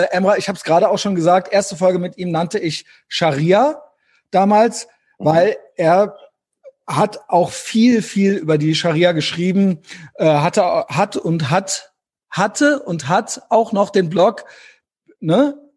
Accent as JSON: {"language": "German", "country": "Germany", "said": "Wir Deutschen, wir gucken auf die Schweizer immer so ein bisschen als die vernünftigen äh, Beobachter von uns so."}